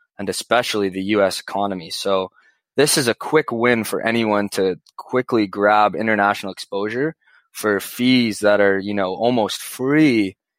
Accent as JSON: {"language": "English", "country": "Canada", "said": "as a Canadian"}